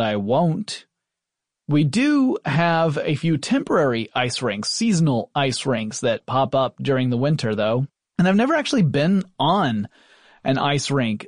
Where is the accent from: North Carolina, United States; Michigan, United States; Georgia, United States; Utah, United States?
Georgia, United States; Atlanta; I grew up essentially in the Atlanta area. I am a Southerner.